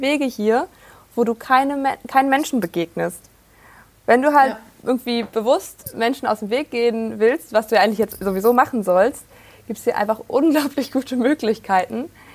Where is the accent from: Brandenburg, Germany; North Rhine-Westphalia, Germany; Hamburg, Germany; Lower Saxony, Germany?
Brandenburg, Germany; Prignitz, northwest; mitten auf dem Land in der schönen Prignitz im Nordwesten Brandenburgs. Dort, wo ich aufgewachsen bin, wohne ich auch momentan wieder